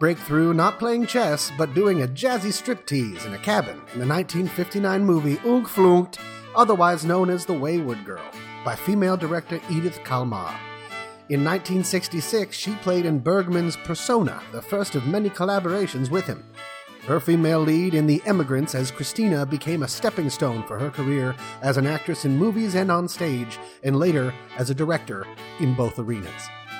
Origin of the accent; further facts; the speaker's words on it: Molde, Møre og Romsdal, Norway; moved away as an adult; now in Sweden; it's the only movie ever filmed in my hometown of Molde.